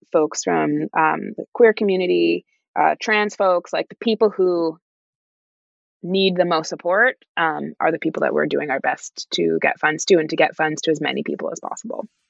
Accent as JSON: {"language": "English", "country": "Canada", "said": "being a Canadian currently in Canada"}